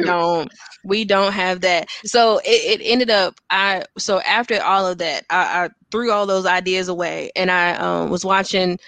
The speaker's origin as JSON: {"language": "English", "town": "Gastonia", "region": "North Carolina", "country": "United States", "tie": "born or raised there", "said": "I'm actually from Gastonia, North Carolina, born and, and raised"}